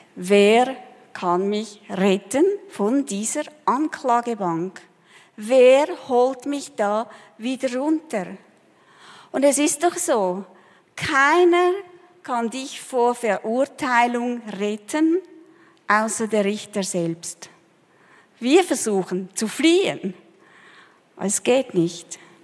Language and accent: German; Switzerland; moved away as an adult; also born or lived in Peru; Als wir zurückkamen nach vielen Jahren, wir haben auch gemerkt, wir sind nicht Peruaner, aber wir sind auch keine richtigen Schweizer mehr.